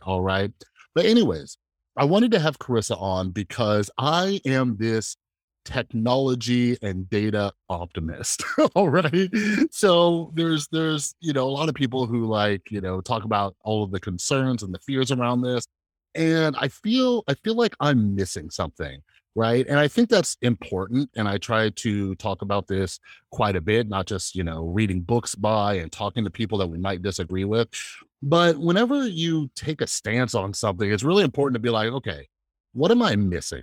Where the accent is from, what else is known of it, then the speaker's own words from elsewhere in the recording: United States; for me as an American